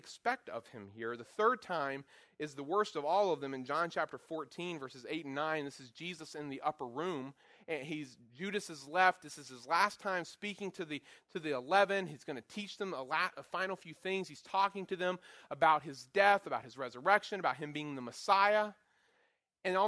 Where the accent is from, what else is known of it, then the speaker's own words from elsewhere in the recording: Goldsboro, North Carolina, United States; moved away; I'm from Eastern North Carolina, an area not known for its high class of anything, known for tobacco fields and pig farms and such, where I'm at in Goldsboro, where I grew up in Goldsboro.